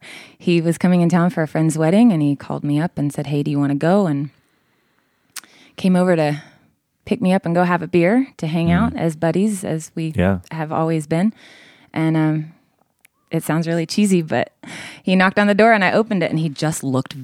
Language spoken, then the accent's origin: English; Austin, Texas, United States; moved away as an adult; also born or lived in Los Angeles; now in Austin, United States; I was born and raised in Austin.